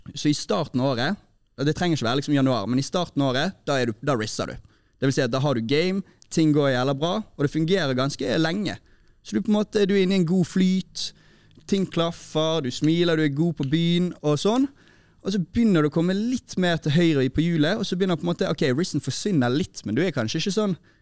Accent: Bergen, Vestland, Norway; i Sandviken, der jeg kommer fra

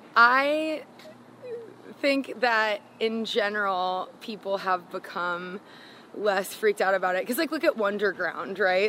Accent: South Florida, United States; also born or lived in Gainesville, Florida; I moved from Gainesville back to South Florida

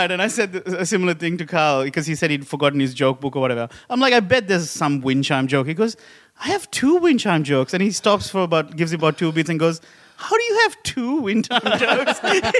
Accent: Sri Lanka; born or raised there; moved away as an adult; now in Australia

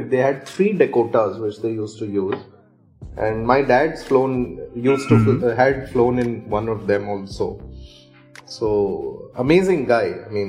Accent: Odisha, India; born there; Okay, so home field advantage, I was born in Odisha.

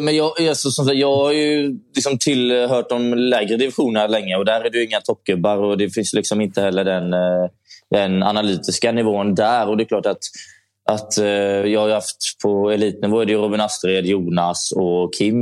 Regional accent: Gothenburg, Västra Götaland, Sweden; jag är från Göteborg, så jag var hemma i Göteborg hela tiden

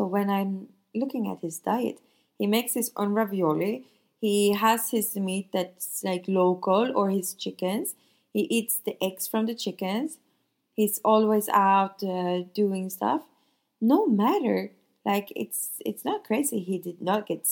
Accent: Sweden; now in Nice, France

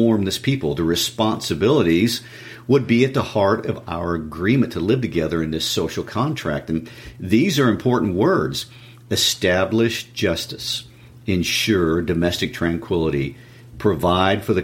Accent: United States; We are the American people

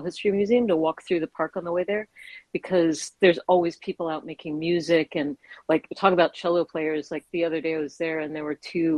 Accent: New York, United States; I'm a New Yorker, too

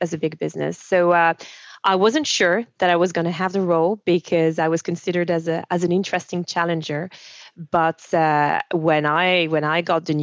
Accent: French-speaking Switzerland, Romandy, Switzerland; first language French; English is a second language; moved away; I grew up in Switzerland

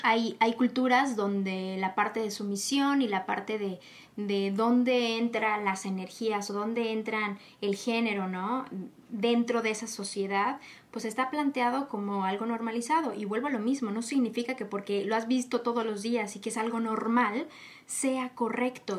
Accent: Mexico; nosotros como latinos, eh, mexicanos, nosotros en México

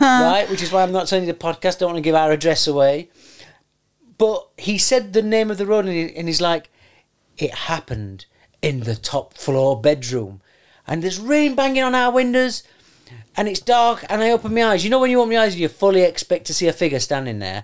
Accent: London, United Kingdom; I'm from London.

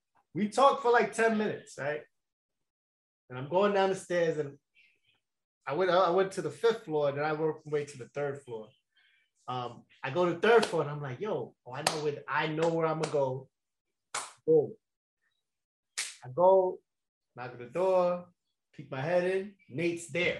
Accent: New York, United States; from New York

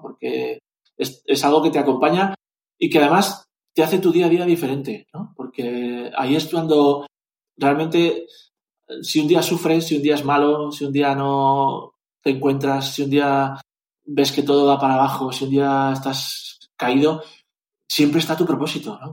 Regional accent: Zaragoza, Aragon, Spain; also born or lived in Valencia; Luego fuimos a vivir a Zaragoza y en Zaragoza empecé a competir de verdad

